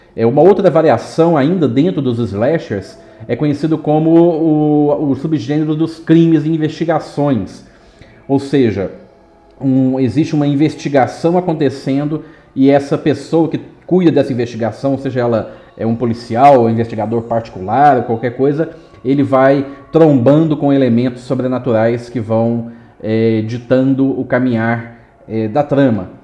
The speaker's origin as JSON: {"language": "Portuguese", "region": "Minas Gerais", "country": "Brazil", "said": "eu sou mineiro"}